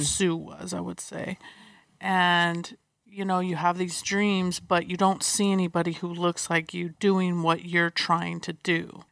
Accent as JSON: {"language": "English", "town": "San Diego", "region": "California", "country": "United States", "tie": "born or raised there", "said": "I grew up in San Diego"}